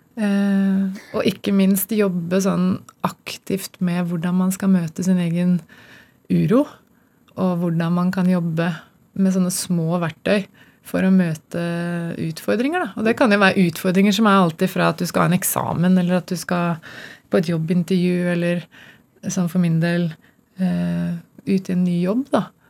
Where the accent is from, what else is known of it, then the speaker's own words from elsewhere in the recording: Gjøvik, Innlandet, Norway; moved away as an adult; also born or lived in Denmark; det var ikke noen synlige rollemodeller i, i den byen jeg vokste opp